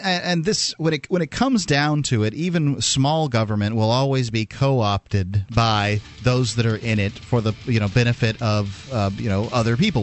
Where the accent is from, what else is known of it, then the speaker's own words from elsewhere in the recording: Florida, United States; moved away; I'm from Florida